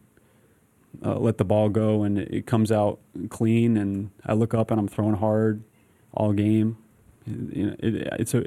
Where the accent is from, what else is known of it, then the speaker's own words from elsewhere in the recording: Trumbull and Redding, Connecticut, United States; we grew up in Trumbull and Reading, Connecticut